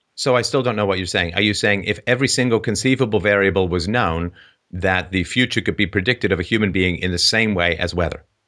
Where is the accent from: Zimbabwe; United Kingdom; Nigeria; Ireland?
Ireland; when I was born in Ireland in the sixties